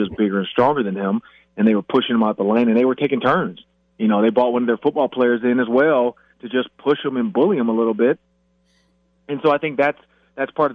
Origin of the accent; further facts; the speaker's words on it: Michigan, United States; I'm from Michigan